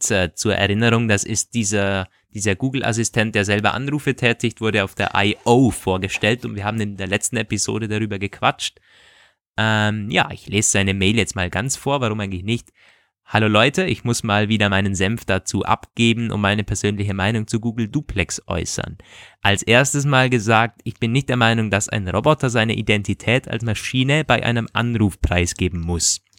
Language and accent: German; Tyrol, Austria; Wenn ich mir vorstelle, dass mein Handy für mich, ich komme aus Tirol, bei meinem Friseur anruft